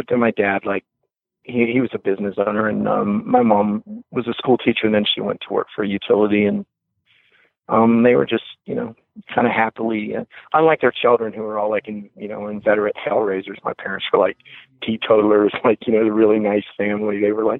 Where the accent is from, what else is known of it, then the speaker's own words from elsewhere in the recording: West Virginia, United States; born there; I was born in West Virginia.